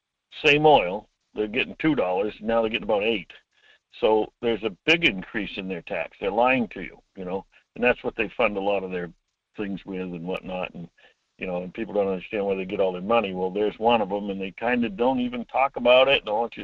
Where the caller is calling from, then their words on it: Homer, Alaska, United States; Hi, Mike. … from Homer.